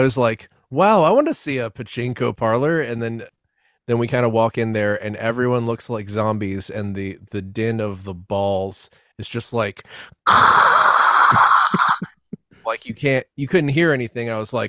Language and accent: English; United States; growing up in the States